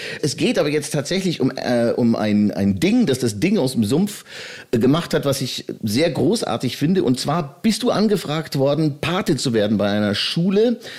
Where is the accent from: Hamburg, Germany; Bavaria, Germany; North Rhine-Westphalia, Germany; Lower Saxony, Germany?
Bavaria, Germany; auch aus der Oberpfalz, aus meiner Heimat, wo ich herkomme